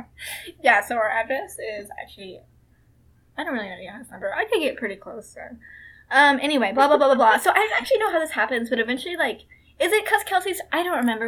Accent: Kansas, United States; I was born in Kansas

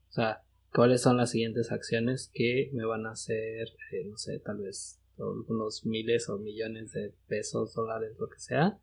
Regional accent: Mexico; moved away as an adult; now in United States; nosotros que somos de México

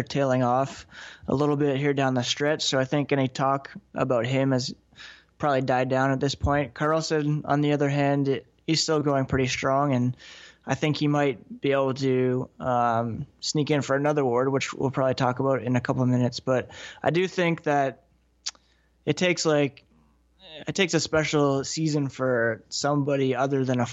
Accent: Ottawa, Ontario, Canada; I grew up in Ottawa

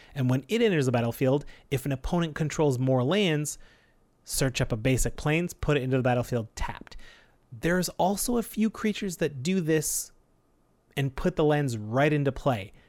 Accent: Canada; We're proud Canadian podcasters

